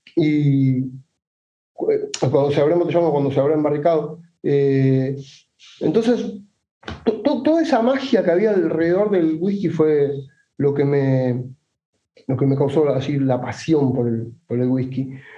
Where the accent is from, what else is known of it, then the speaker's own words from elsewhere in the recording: Buenos Aires, Argentina; de Buenos Aires, Argentina